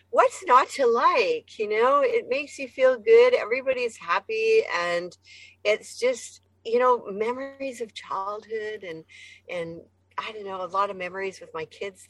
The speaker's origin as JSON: {"language": "English", "region": "Alberta", "country": "Canada", "tie": "born or raised there", "also_born_or_lived": "Saskatoon, Saskatchewan / Victoria / Quebec City", "moved": "as an adult", "lives_now": "United States", "said": "I was born in Saskatoon, Saskatchewan, but I grew up in Alberta and I've lived in Victoria and Quebec City as well"}